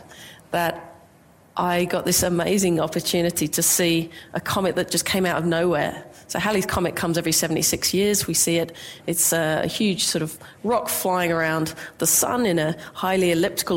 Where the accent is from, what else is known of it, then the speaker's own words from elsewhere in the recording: England, United Kingdom; now in Australia; I grew up in England